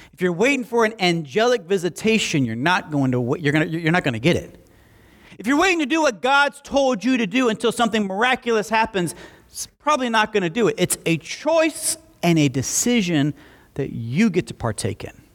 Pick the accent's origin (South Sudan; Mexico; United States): United States; Alabama; moved away as an adult; also born or lived in Southwest Florida; I was from Alabama